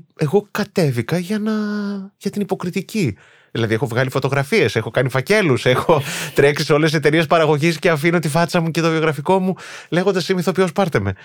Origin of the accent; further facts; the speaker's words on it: Thessaloniki, Central Macedonia, Greece; Εγώ δεν είχα φύγει από τη Θεσσαλονίκη. Δηλαδή, εκεί μεγάλωσα